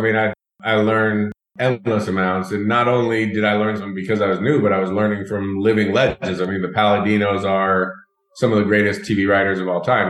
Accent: Denver, Colorado, United States; moved away as an adult; also born or lived in Atlanta, Georgia; I grew up in Denver, Colorado, but I went to Emory University for college.

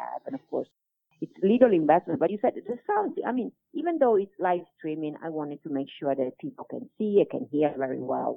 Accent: Italy; accent: Italian; English is a second language; most of my talk normally is Italian with my Italian accent.

